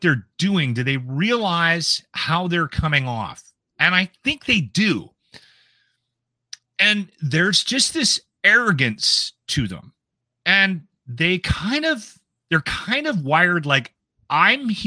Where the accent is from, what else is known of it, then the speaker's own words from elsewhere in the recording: Alberta, Canada; we're from Alberta